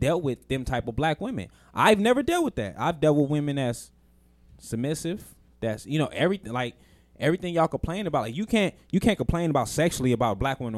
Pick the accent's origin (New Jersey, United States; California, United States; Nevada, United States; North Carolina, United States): Nevada, United States; Las Vegas; we grew up we in Vegas.